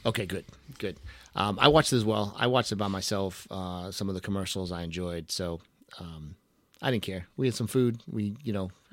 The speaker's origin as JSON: {"language": "English", "region": "New England", "country": "United States", "said": "I am from New England."}